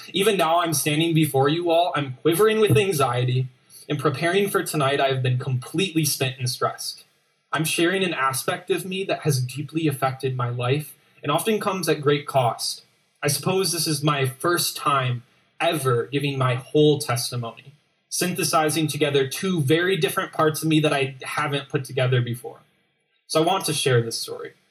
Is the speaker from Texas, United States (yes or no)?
no; Grand Rapids, Michigan, United States; I'm from Grand Rapids